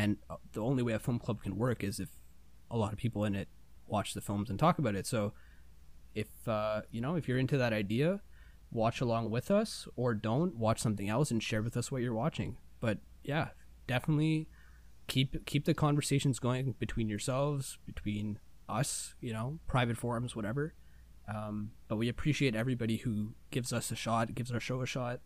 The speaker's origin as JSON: {"language": "English", "country": "India", "said": "I'm Indian."}